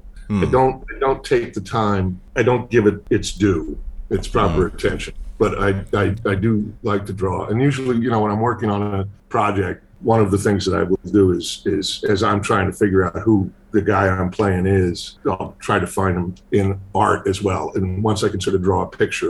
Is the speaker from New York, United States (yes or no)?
no; Boston, Massachusetts, United States; I grew up in Boston